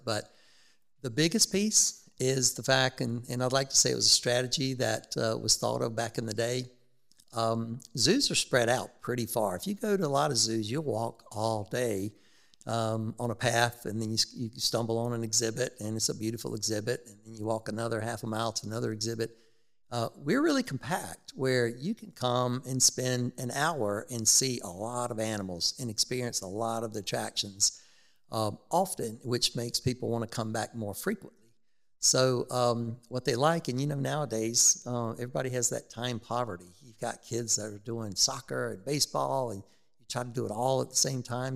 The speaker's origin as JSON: {"language": "English", "town": "Rock Hill", "region": "South Carolina", "country": "United States", "tie": "born or raised there", "said": "I grew up in Rock Hill"}